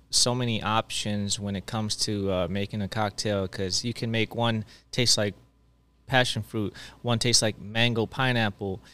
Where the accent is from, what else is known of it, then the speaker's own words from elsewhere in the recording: Maryland, United States; I'm actually from Maryland